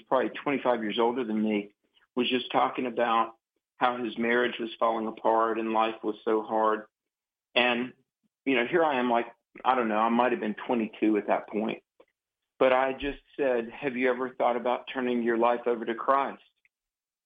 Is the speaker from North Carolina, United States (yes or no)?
yes; Greensboro, North Carolina, United States; my hometown of Greensboro, North Carolina